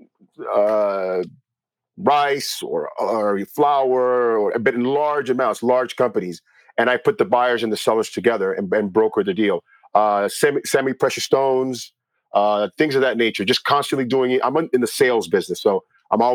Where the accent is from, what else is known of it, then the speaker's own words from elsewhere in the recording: Miami, Florida, United States; now in Los Angeles, United States; I grew up in Miami, Florida